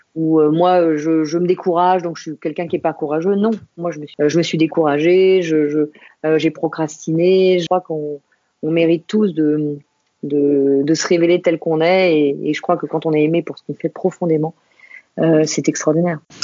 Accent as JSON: {"language": "French", "town": "Saint-Maurice", "region": "Île-de-France", "country": "France", "tie": "born or raised there", "said": "Je suis née à Saint-Maurice, euh, tout à côté de, Paris. Euh, et j'ai vécu en banlieue parisienne euh, pendant, pendant des années autour de Paris"}